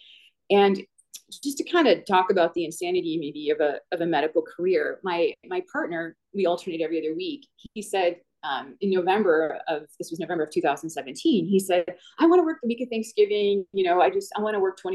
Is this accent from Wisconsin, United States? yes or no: yes; Wisconsin, United States; moved away as an adult; also born or lived in Chicago area; I'd been raised in Wisconsin and wanted to go back to my home state